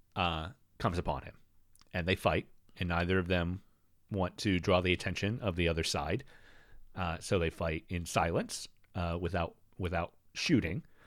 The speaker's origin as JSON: {"language": "English", "country": "United States", "tie": "born or raised there", "said": "I grew up in America"}